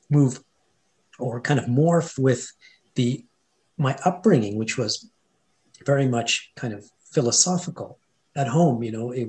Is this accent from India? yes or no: yes; India; first language Hindi; English is a second language; Sanskrit are kind of the ancient language the you know the root behind uh, my mother tongue which is actually Hindi um, and Punjabi